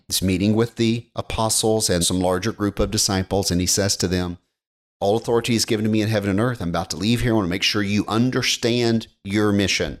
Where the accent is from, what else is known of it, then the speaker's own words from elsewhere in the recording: United States; being an American is ingrained into us